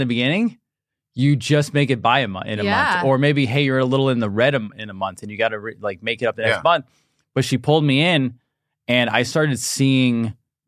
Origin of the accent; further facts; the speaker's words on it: upstate New York, United States; I'm from upstate, small town New York